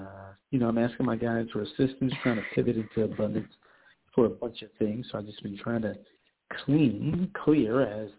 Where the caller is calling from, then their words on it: New York, United States; I am calling from New York also.